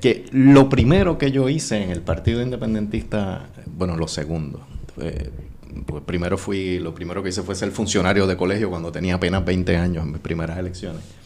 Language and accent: Spanish; Corozal, Puerto Rico; also born or lived in Bayamón / Dorado / San Juan; now in Guaynabo, Puerto Rico; yo soy natural de Corozal y viví en ese pueblo hasta los 13 años. Y entonces en ese momento nos mudamos a Bayamón